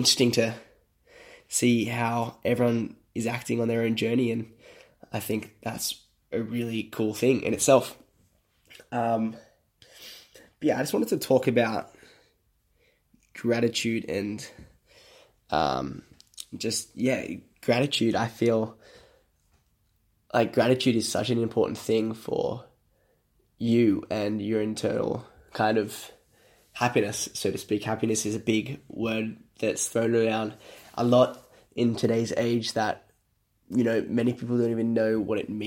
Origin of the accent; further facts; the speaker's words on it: Sydney, New South Wales, Australia; I am from Sydney, Australia.